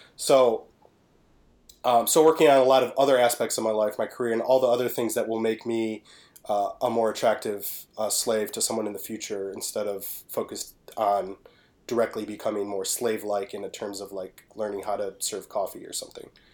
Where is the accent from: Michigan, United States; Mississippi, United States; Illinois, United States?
Michigan, United States; Detroit; I am from Detroit.